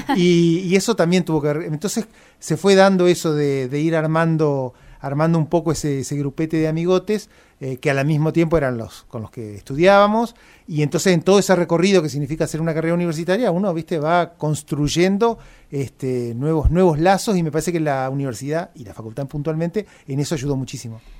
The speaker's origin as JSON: {"language": "Spanish", "town": "Gualeguay", "region": "Entre Ríos", "country": "Argentina", "moved": "as an adult", "lives_now": "Paraná, Argentina", "said": "no soy de Paraná, soy de Gualeguay, y vine a estudiar a Paraná, y calculo que como tantos otros me quedé por acá"}